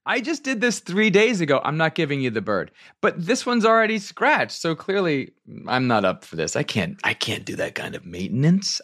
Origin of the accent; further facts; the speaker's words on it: Virginia, United States; also born or lived in upstate New York; I'm from, from upstate New York, but I was raised in Virginia, so I started going to arena stage as a kid